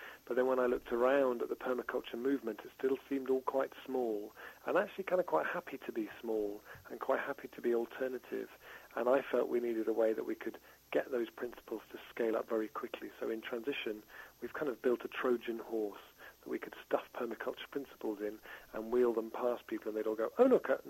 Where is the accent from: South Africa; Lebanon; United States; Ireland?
Ireland; now in Totnes, United Kingdom; So I moved from Ireland to the UK in 2005 to this beautiful market town I live called Totnes